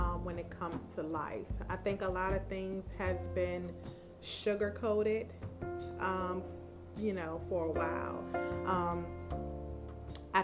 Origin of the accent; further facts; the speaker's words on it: Petersburg, Virginia, United States; I am from Petersburg, Virginia, born and raised